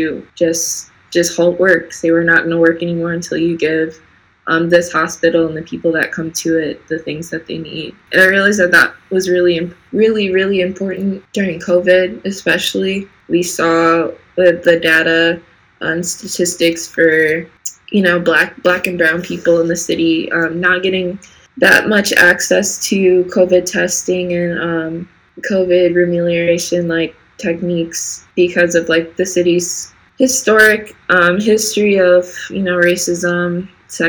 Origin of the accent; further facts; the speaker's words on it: Milwaukee, Wisconsin, United States; also born or lived in Fayetteville, North Carolina; I was born there, and then we moved to Milwaukee when I was about, I think, 8 or 10 years old